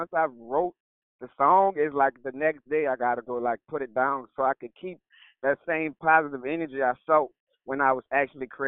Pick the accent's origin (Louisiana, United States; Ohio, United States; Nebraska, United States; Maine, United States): Louisiana, United States; New Orleans; I'm from New Orleans